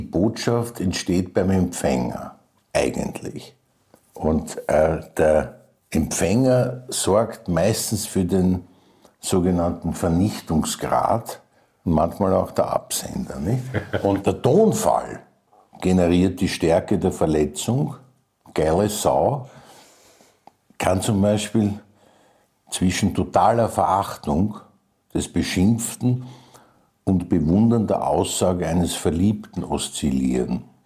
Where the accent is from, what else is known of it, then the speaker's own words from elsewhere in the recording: Vienna, Austria; also born or lived in Bregenz; Also ich bin in einer Kaserne in der Leopoldstadt aufgewachsen